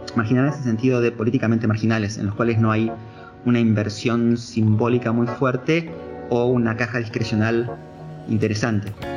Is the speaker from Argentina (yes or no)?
yes; Argentina